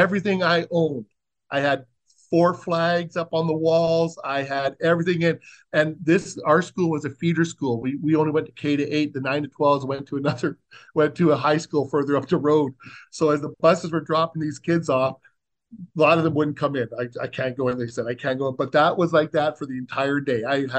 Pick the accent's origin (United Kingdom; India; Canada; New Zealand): Canada; Winnipeg, Manitoba; also born or lived in Ottawa; When I was about 5 or 6, we had moved to Ottawa. We were stationed there. And then when I was about 8, we moved to Winnipeg.